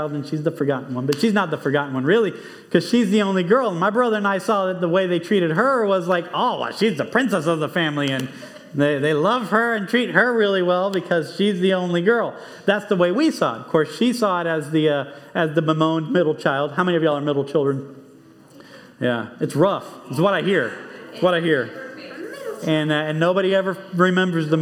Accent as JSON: {"language": "English", "town": "Monterrey", "region": "Nuevo León", "country": "Mexico", "tie": "born or raised there", "moved": "yes", "said": "I grew up in Mexico."}